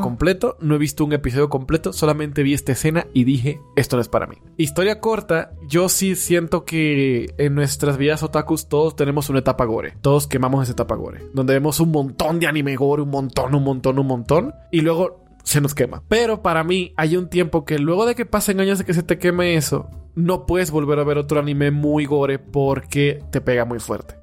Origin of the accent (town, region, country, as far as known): Dominican Republic